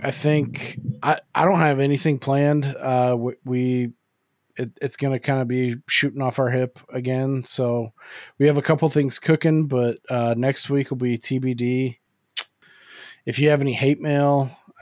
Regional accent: California, United States; I'm from California

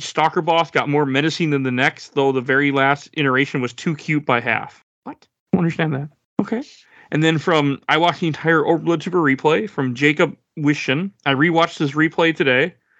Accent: Malaysia; English is a second language; I always bring my dictionary because I don't understand some English words because I'm Malaysian.

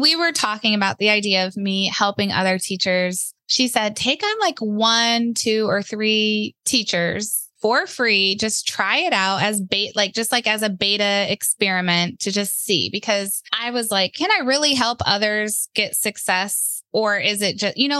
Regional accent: Ohio, United States; moved away as an adult; now in North Carolina, United States; we're from Ohio

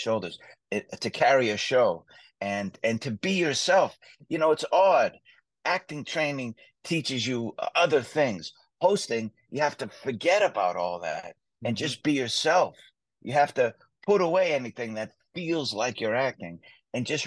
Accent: Boston, Massachusetts, United States; moved away as an adult; also born or lived in Las Vegas, Nevada / Los Angeles, California; I love my hometown. I grew up in Southie

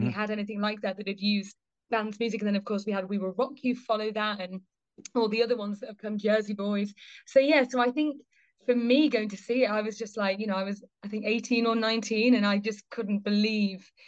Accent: Liverpool, North West England, United Kingdom; I grew up in Liverpool

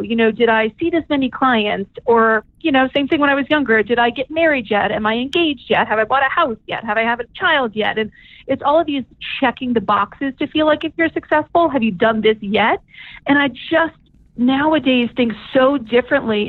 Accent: New Orleans, Louisiana, United States; moved away; childhood friends from when we were um, growing up in New Orleans.

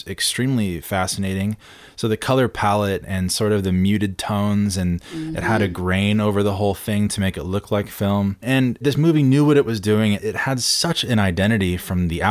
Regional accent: San Clemente, California, United States; my hometown in San Clemente

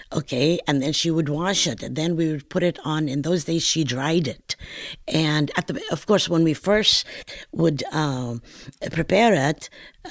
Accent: northern Palestine, Palestine; accent: northern Palestinian; moved away; also born or lived in Wilmington, Delaware; my regional accent of northern Palestine

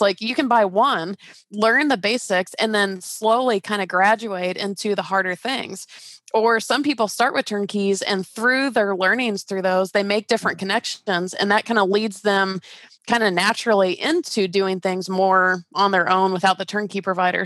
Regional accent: Atlanta, Georgia, United States; moved away as an adult; also born or lived in California; I grew up in Georgia and I started working for that company in Georgia and I took a job transfer for this really cool, like even more dream job version and moved to California

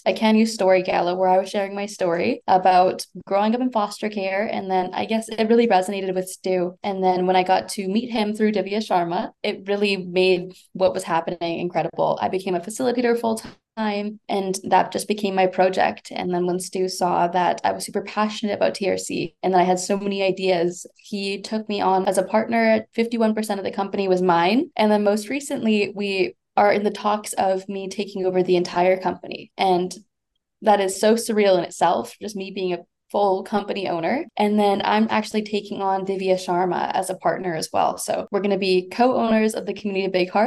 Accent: Winnipeg, Manitoba, Canada; growing up in Winnipeg

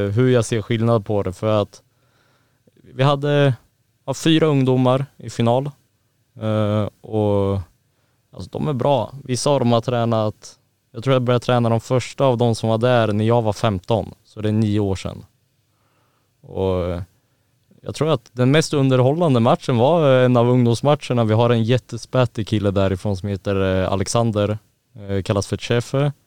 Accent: Örebro, Örebro County, Sweden; moved away; där hemma där jag kommer ifrån

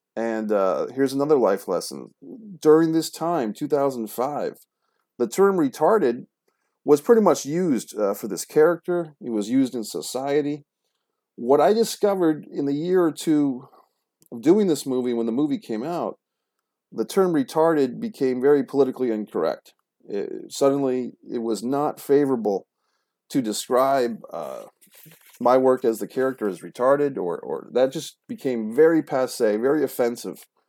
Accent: Rhode Island, United States; Rhode Island, my home state

